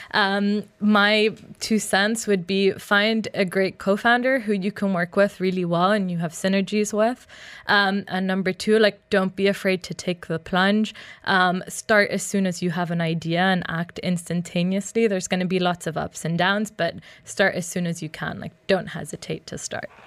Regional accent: Uganda; I grew up in Uganda

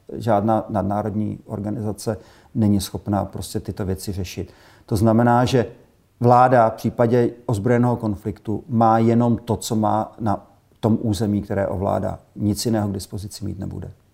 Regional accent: Czechia; Jako Češi

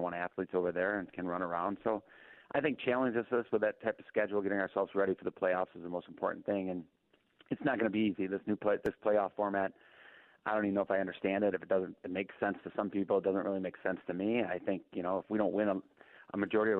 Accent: Muskegon, Michigan, United States; I'm from Muskegon, born and raised in Muskegon

